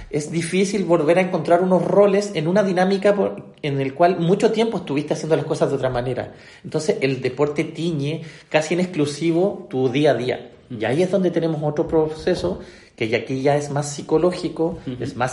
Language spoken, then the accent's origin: Spanish; Chile; nosotros en Sudamérica, como buen chileno, a veces pensamos y nos miramos y nos nivelamos en términos de Sudamérica